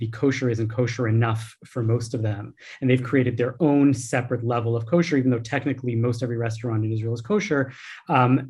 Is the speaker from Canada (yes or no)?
yes; Canada; as a Canadian voter